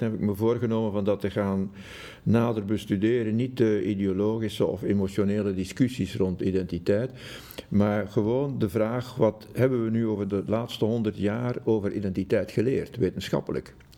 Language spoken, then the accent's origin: Dutch; Jette, Brussels-Capital Region, Belgium; also born or lived in Schaerbeek; ik ben opgegroeid in Jette.